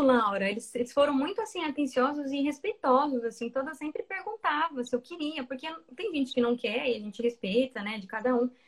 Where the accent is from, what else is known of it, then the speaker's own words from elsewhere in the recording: Mato Grosso, Brazil; moved away as an adult; now in Dublin, Ireland; como eu sou de Mato Grosso